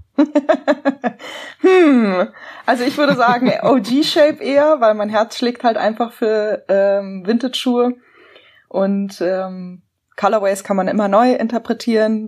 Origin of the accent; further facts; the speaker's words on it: Berlin, Germany; ich bin tatsächlich in einem Teil von Berlin aufgewachsen